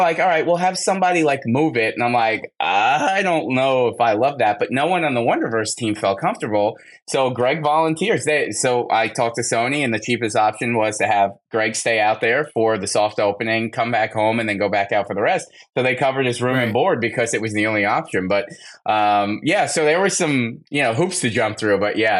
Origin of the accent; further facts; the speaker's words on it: New Jersey, United States; I'm from Jersey.